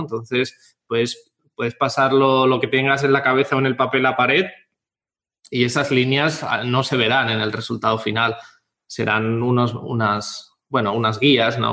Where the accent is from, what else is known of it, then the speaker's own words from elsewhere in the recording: Catalonia, Spain; moved away as an adult; also born or lived in Bristol; Mi padre es de Jaén y mi madre de Murcia y ambos eh, emigraron a Cataluña y yo nací en Cataluña